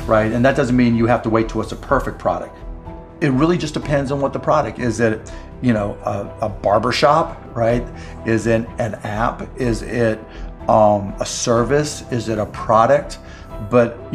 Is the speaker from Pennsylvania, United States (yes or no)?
yes; Pittsburgh, Pennsylvania, United States; I grew up in Pittsburgh